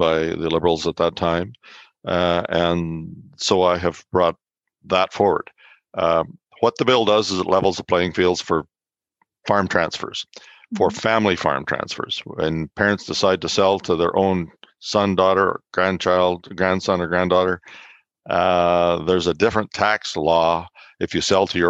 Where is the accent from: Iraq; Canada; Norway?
Canada; Souris or Elgin, Manitoba; I grew up in Souris or Elgin in that area.